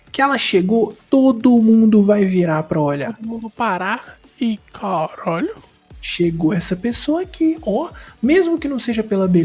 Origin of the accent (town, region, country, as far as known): Brazil